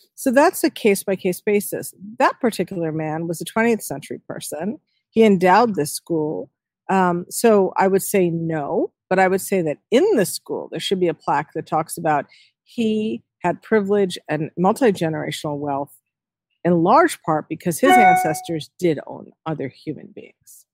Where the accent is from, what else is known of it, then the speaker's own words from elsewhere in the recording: New York City, New York, United States; now in Connecticut, United States; I was born in New York City.